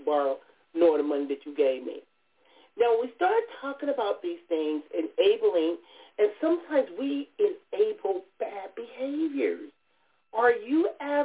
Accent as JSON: {"language": "English", "town": "Compton", "region": "California", "country": "United States", "tie": "born or raised there", "moved": "as an adult", "said": "growing up in Compton"}